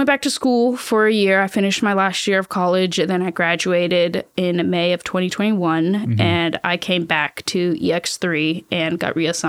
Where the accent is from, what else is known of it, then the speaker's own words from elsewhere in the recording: Savannah, Georgia, United States; So I grew up in Savannah, Georgia. Then I went to school at the University of Georgia in Athens.